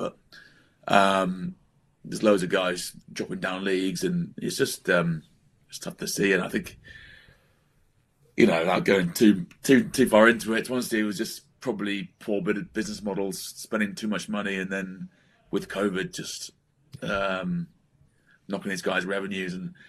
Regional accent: England, United Kingdom; because I'm a traitor to the English and I'm still English to the Welsh.

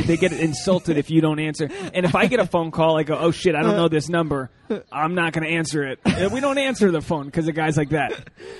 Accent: Portsmouth, Rhode Island, United States; also born or lived in Newport, Rhode Island; now in Los Angeles, United States; I grew up in Portsmouth, but Tiverton's just across the bridge.

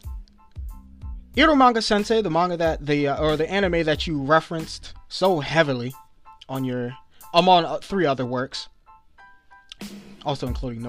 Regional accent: East Coast of the United States, United States; I'm probably an American I'm a black man on the East Coast of the United States of America.

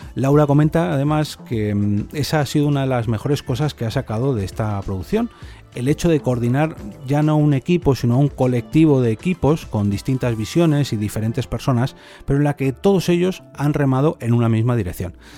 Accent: Spain; este podcast se produce en España, porque soy español

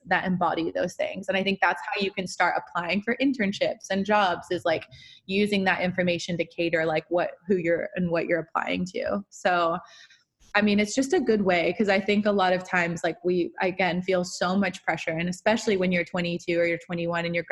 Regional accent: Georgia, United States; moved away; I grew up like, in the suburbs of Georgia

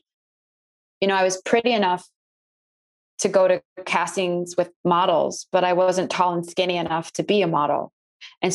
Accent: North Shore suburbs of Chicago, Illinois, United States; I grew up in the North Shore suburbs of Chicago

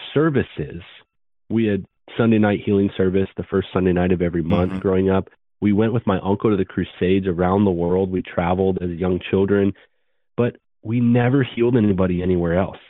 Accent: Vancouver, British Columbia, Canada; moved away as an adult; also born or lived in Florida; I grew up in Canada, Word of Faith, Prosperity Gospel

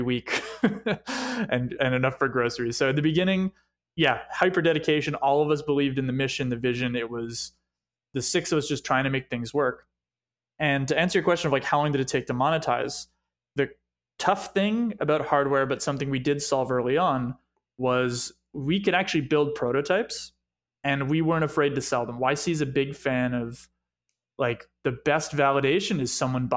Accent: Montreal, Quebec, Canada; moved away; coming and growing up in Montreal

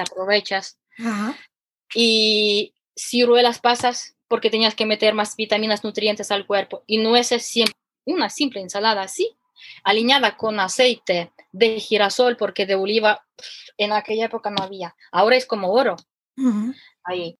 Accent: Ukraine; Spanish is a second language; now in Spain; mi acento peculiar que soy ucraniana

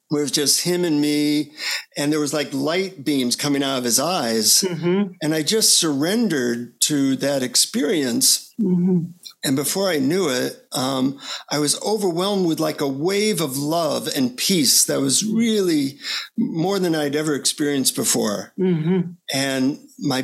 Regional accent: United States; from the United States

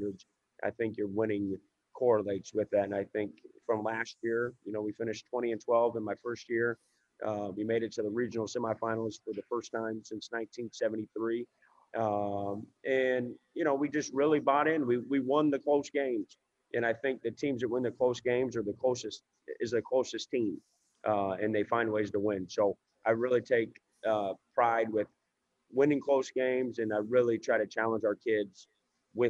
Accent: Indiana, United States; moved away as an adult; now in Memphis, United States; I'm from Indiana, but I've been down in Memphis for about 14 years now in my adult life.

